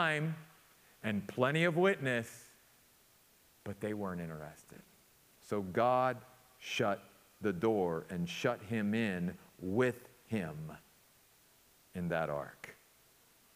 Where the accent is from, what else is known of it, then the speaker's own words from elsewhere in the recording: Western Maryland, United States; growing up in my little hometown in Western Maryland, up in the mountains of Western Maryland